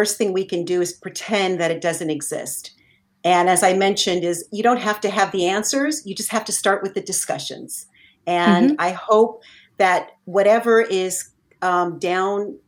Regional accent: Southern California, United States; moved away as an adult; now in Northern California, United States; I'm not originally from Northern California. I lived in Southern California most of my whole entire life.

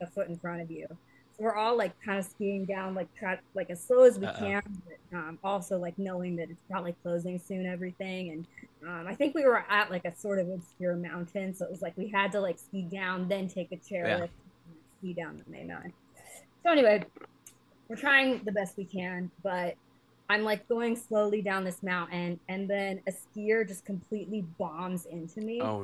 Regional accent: Park City, Utah, United States; now in Los Angeles, United States; But I did grow up in Park City, Utah.

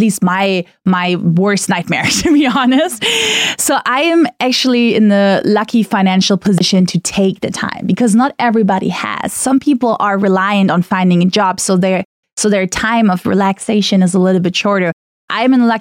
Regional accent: Germany; first language German; English is a second language; moved away as an adult; growing up in Germany, I mean, I am part of a very mixed up family

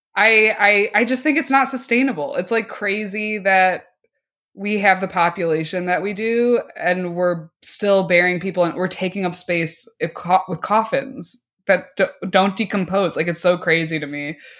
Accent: Oak Park, Illinois, United States; I'm from Oak Park

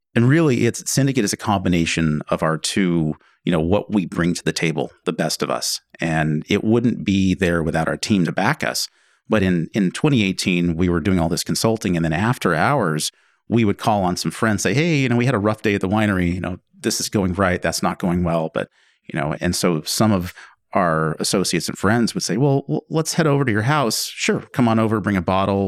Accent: McMinnville, Oregon, United States; Well, Angela and I grew up in McMinnville, originally.

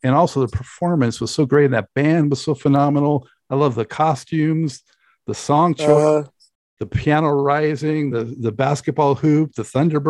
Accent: Los Angeles, California, United States; I'm from Los Angeles

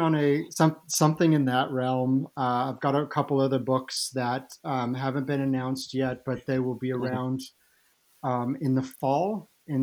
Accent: Midwest, United States; I grew up in the Midwest, so all my A's are extra hard

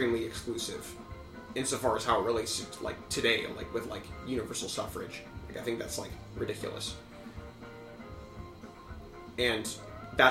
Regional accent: United States; I'm an American through and through

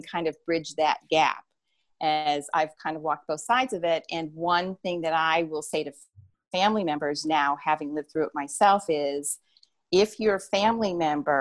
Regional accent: New Jersey, United States; I'm from New Jersey

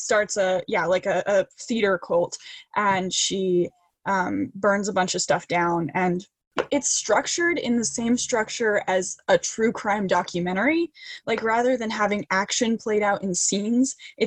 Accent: Boise, Idaho, United States; growing up in Idaho and being a teenager in Idaho and wanting out of Idaho

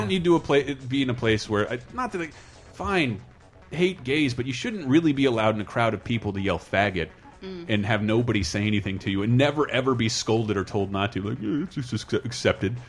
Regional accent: Tallahassee, Florida, United States; now in San Francisco, United States; I fly back home to Tallahassee for Christmas

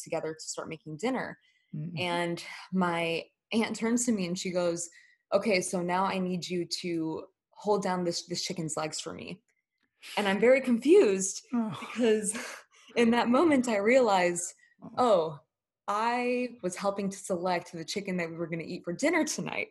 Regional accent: United States; the privileges that I had growing up in the US

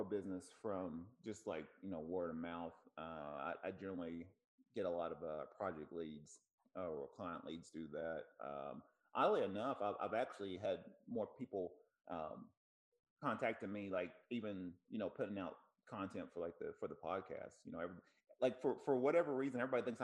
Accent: Tennessee, United States; now in California, United States; I'm from Tennessee

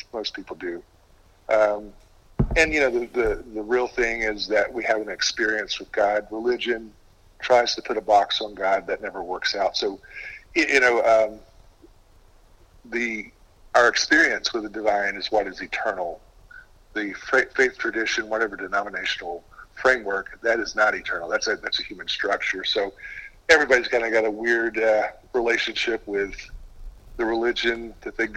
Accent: Gwinnett County, Georgia, United States; I grew up in a trailer park. What was maybe the biggest challenge of that is I grew up in Gwinnett County during that time

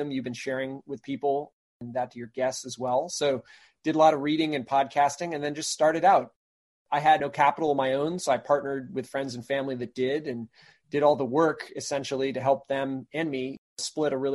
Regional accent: Maine, United States; also born or lived in Brunswick, Maine; I grew up in Maine

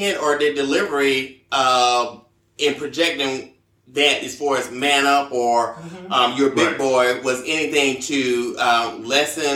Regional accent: the South, United States; growing up in the South

